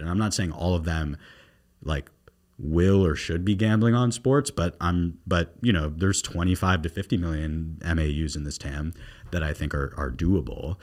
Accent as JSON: {"language": "English", "region": "South Florida", "country": "United States", "tie": "born or raised there", "also_born_or_lived": "New York", "moved": "as an adult", "said": "I'm from South Florida. And when I was growing up down here"}